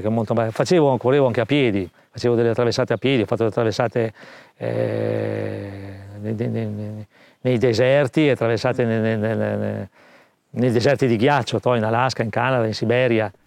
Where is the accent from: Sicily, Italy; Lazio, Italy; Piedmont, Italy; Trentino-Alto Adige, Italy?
Trentino-Alto Adige, Italy; Trento; Sono nato a Trento nel, eh, millenovecentosettantatre